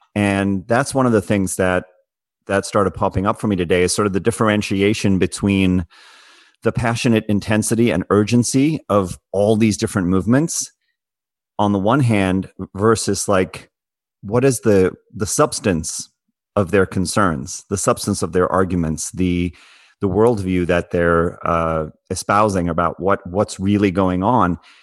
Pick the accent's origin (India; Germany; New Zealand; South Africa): South Africa; as someone who grew up in South Africa